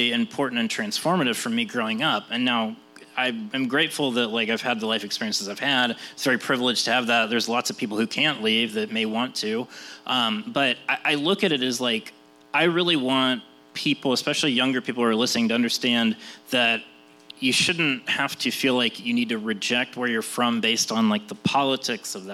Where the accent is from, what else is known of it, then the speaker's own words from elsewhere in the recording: West Virginia, United States; moved away; I didn't really even identify as an Appalachian or a West Virginian